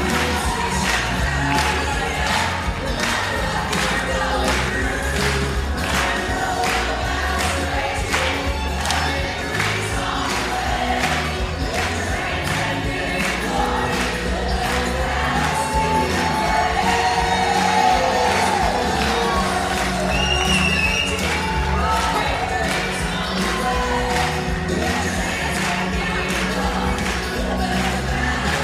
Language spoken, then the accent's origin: English; Louisiana, United States; also born or lived in Texas; I was born and raised in Louisiana